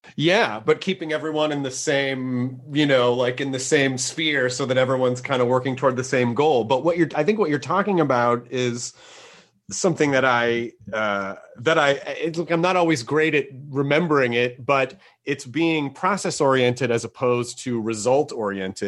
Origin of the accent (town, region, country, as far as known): Tennessee, United States